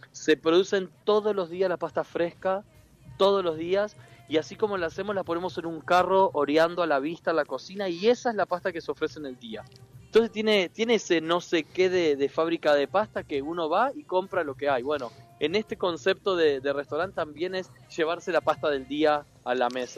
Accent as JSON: {"language": "Spanish", "region": "Entre Ríos", "country": "Argentina", "tie": "born or raised there", "moved": "yes"}